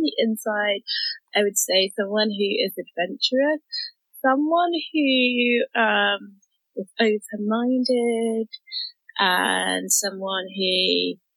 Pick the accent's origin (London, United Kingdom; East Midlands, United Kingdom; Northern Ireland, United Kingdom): London, United Kingdom; I'm from London